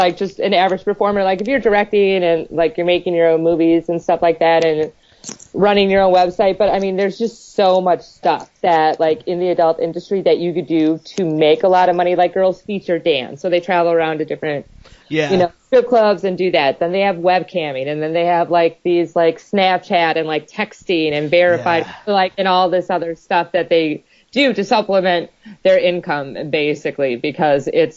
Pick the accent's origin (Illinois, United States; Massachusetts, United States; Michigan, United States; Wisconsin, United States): Wisconsin, United States; moved away; also born or lived in California / New York; That's where I'm originally from